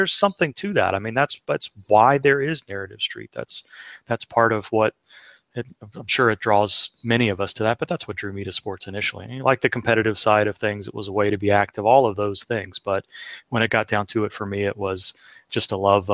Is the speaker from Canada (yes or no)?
no; Cincinnati, Ohio, United States; I grew up in Cincinnati